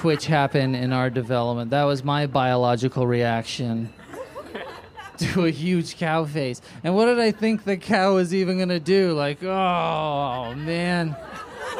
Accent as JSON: {"language": "English", "town": "San Francisco", "region": "California", "country": "United States", "tie": "born or raised there", "lives_now": "Los Angeles, United States", "said": "I grew up in San Francisco, live in LA now"}